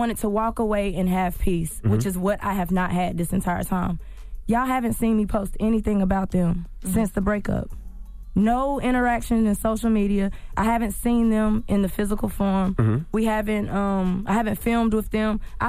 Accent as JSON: {"language": "English", "region": "the South", "country": "United States", "said": "So, anyone who knows me knows that I'm from the South, and I come from a two-parent married family."}